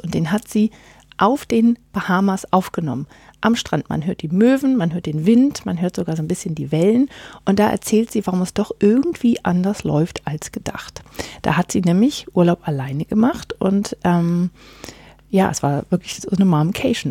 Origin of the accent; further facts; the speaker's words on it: Northern Germany, Germany; now in Gimmeldingen, Germany; bei uns wo in Norddeutschland, wo ich herkomme